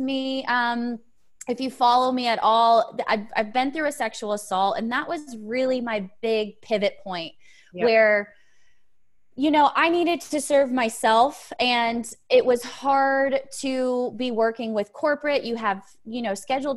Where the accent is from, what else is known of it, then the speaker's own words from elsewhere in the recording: Connecticut, United States; moved away as an adult; also born or lived in Auburn, Alabama; now in Nashville, United States; originally I'm from Connecticut